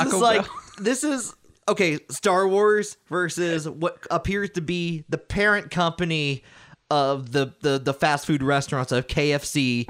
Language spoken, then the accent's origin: English; United States; I'm an American.